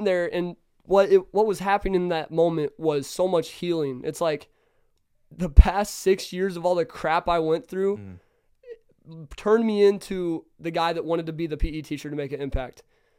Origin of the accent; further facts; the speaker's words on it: Kansas City, United States; I'm from Kansas City.